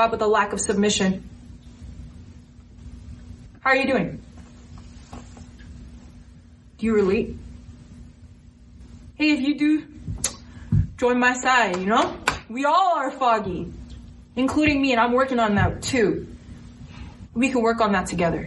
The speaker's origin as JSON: {"language": "English", "country": "United States", "tie": "born or raised there", "said": "I was born in America"}